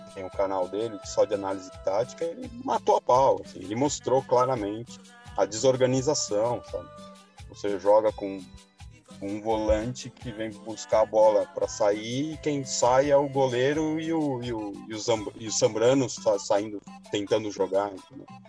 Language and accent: Portuguese; Argentina; now in Brazil; eu como argentino que moro num país estrangeiro